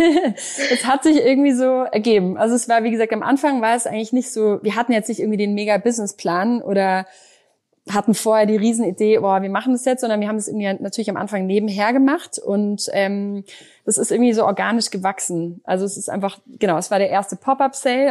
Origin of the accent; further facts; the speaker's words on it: Düsseldorf, North Rhine-Westphalia, Germany; ich bin gebürt, gebürtige Düsseldorferin